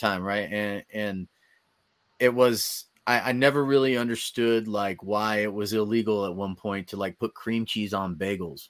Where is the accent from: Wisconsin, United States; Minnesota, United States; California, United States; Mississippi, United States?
California, United States; Bay Area; I'm from the Bay Area.